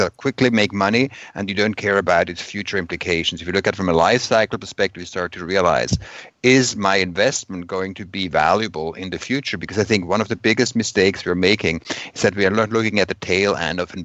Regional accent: Switzerland; I come from Switzerland.

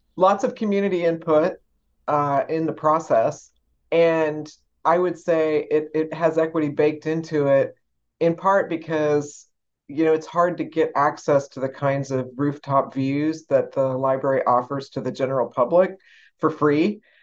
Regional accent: San Antonio, Texas, United States; I grew up in San Antonio, Texas

